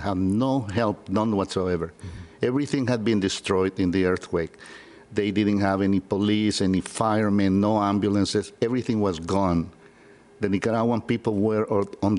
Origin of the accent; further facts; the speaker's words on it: San Salvador, El Salvador; moved away; Born and raised in San Salvador, El Salvador.